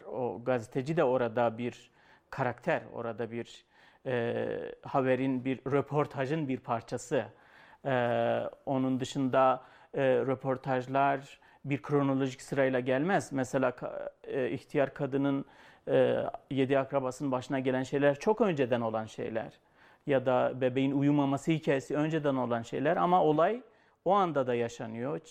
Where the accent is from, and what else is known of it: Şırnak Province, Turkey